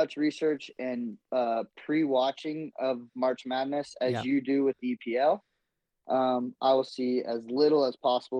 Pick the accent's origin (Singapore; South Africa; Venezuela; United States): United States; Georgia; all the kids we grew up with in Georgia.